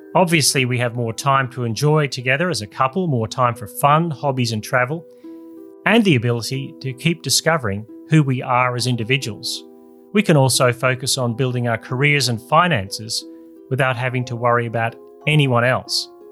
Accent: Australia; my home country

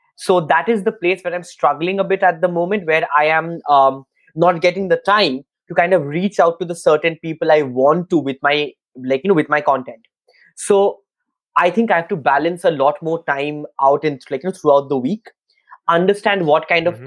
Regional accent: Kolkata, West Bengal, India; I'm in uh, Kolkata in my hometown in India

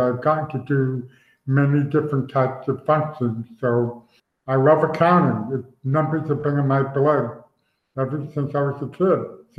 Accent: New York, United States; as I mentioned, I'm from New York area, so I don't like the Cowboys.

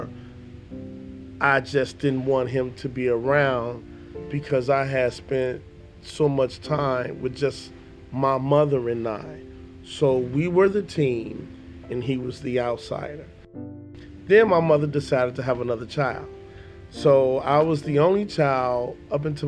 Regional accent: Chicago, Illinois, United States; I am from Chicago. Grew up in Chicago on the South Side.

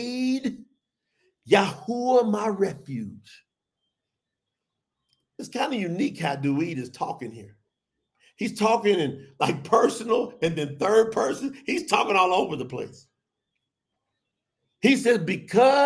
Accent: the South, United States; I grew up in the South

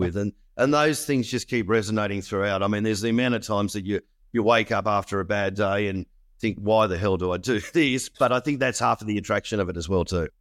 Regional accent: Australia; as an Australian

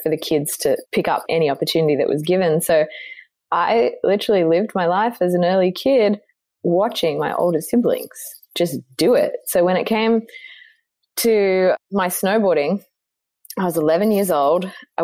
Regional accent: Cooma, New South Wales, Australia; I grew up in Coomer, which if you know Australia, most probably don't, where Coomer is the gateway to the Snowy Mountains

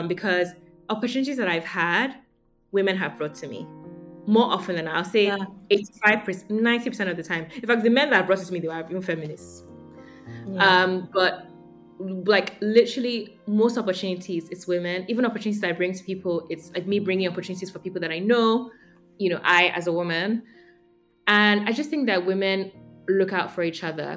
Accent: Nigeria; Growing up in Nigeria

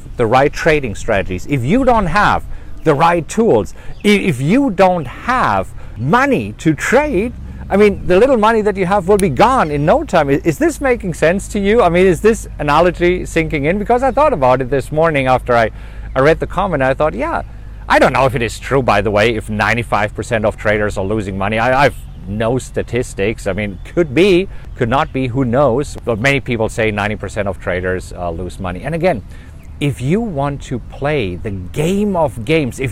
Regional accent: Germany; You know, I'm German, right? I grew up in Germany

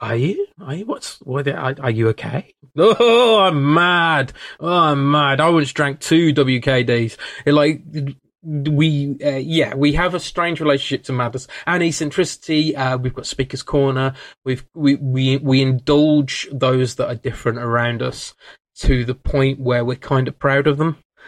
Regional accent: England, United Kingdom; as English people

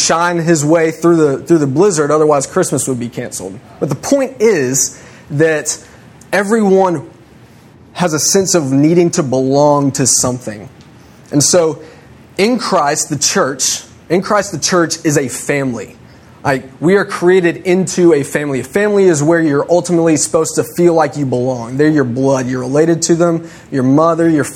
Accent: United States; I'm an American in Mexico

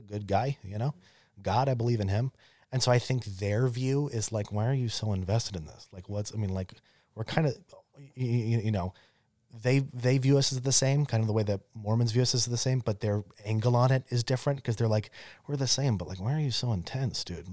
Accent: Arizona, United States; growing up in Arizona

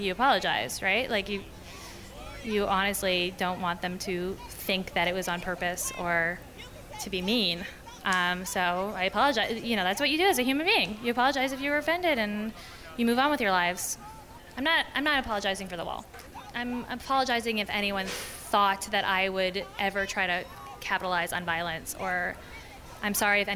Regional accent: Toronto, Ontario, Canada; moved away as an adult; also born or lived in Crown Heights, Brooklyn, New York; now in New York, United States; I'm from Toronto, and I own a restaurant, Summerhill.

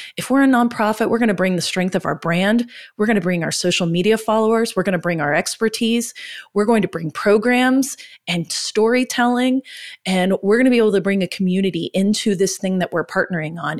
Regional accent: Oklahoma, United States; We're from Oklahoma.

